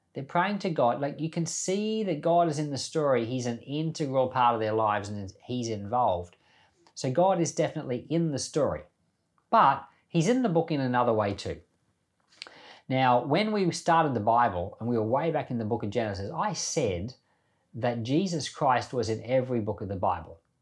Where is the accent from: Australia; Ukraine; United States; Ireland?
Australia; also born or lived in Papua New Guinea; I was born in Australia, grew up in Papua New Guinea and Australia